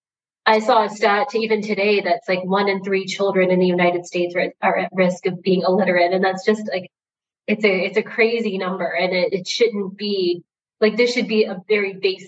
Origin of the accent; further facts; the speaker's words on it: India; I'm from India, and I also learned to read and write Hindi as a teenager.